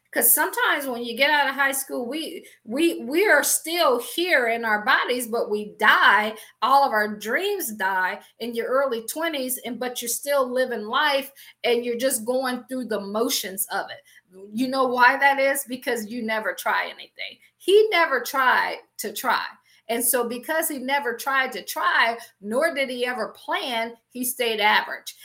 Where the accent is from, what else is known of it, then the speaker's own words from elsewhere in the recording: Akron, Ohio, United States; moved away as an adult; also born or lived in Washington, D.C. / Baltimore / Boston / Pittsburgh; I am from Akron, Ohio. I always joke and say I grew up shy, sheltered in church, basically six days a week